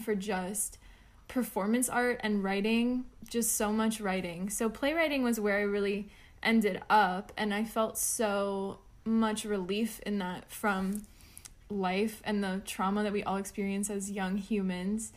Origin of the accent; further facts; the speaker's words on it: South Florida and North Florida, United States; now in Memphis, United States; right now, I am based in West Tennessee in the Memphis area, but I come from South Florida and North Florida